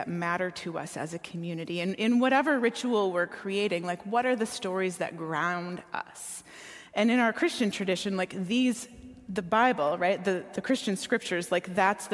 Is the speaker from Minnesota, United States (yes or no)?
yes; Minneapolis–Saint Paul, Minnesota, United States; I grew up here in the Twin Cities